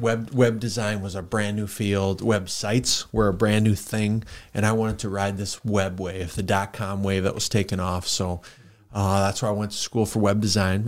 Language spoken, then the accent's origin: English; Worthington, Minnesota, United States; moved away as an adult; now in Sioux Falls, United States; I grew up in Worthington, Minnesota, so for listeners, that's about an hour from Sioux Falls